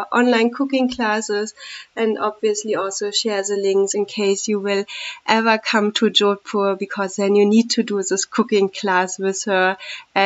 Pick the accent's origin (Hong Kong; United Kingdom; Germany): Germany; moved away as an adult; now in India